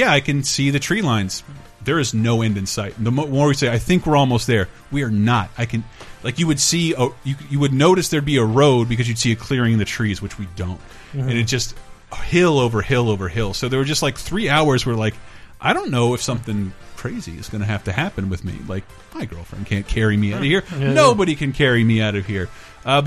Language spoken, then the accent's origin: English; California, United States; also born or lived in Florida; I'm from California by way of Florida.